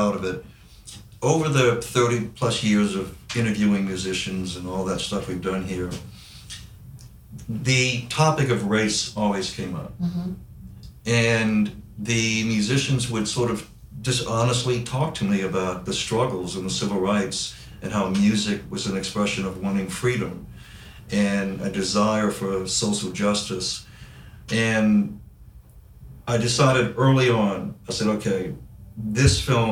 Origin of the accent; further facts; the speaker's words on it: New Orleans, Louisiana, United States; New Orleans, my hometown